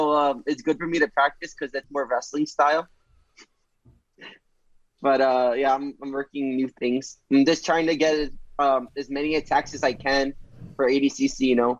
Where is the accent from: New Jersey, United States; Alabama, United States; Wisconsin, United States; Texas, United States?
New Jersey, United States; New Brunswick; I'm from New Jersey, and I was born next to Rutgers.